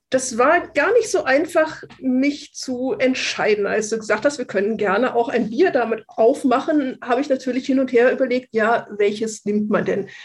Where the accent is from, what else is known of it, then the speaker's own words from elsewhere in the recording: Kassel, Hesse, Germany; now in Munich, Germany; ich komme ursprünglich aus dem Kasseler Bereich